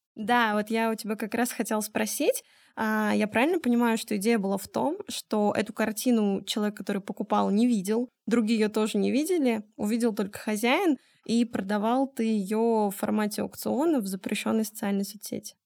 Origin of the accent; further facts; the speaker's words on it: Omsk, Omsk Oblast, Russia; моя малая родина, город Омск